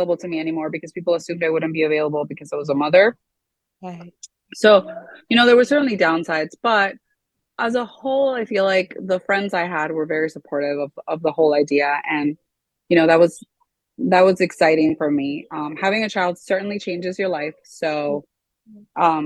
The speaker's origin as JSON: {"language": "English", "town": "Miami", "region": "Florida", "country": "United States", "tie": "born or raised there", "also_born_or_lived": "South America", "said": "I was actually born here in Miami"}